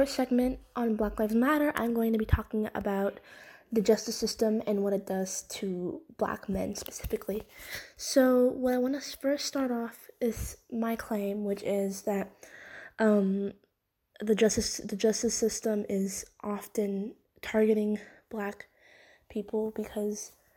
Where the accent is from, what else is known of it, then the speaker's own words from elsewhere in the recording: Oklahoma, United States; my home state, Oklahoma